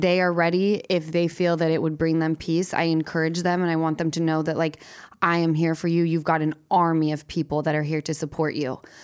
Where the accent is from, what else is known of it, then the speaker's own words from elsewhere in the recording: Salt Lake City, Utah, United States; moved away as an adult; now in Los Angeles, United States; from Utah.